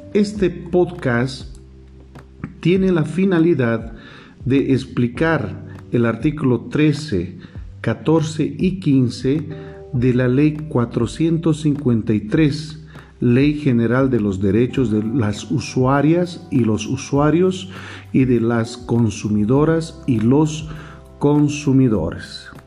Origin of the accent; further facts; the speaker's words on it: Bolivia; como bolivianos